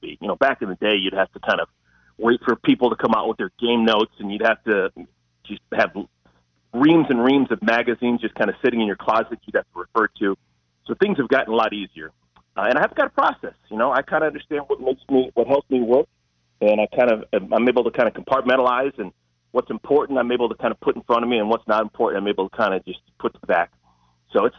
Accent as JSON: {"language": "English", "town": "Cleveland", "region": "Ohio", "country": "United States", "tie": "born or raised there", "said": "I'm from Cleveland, Ohio."}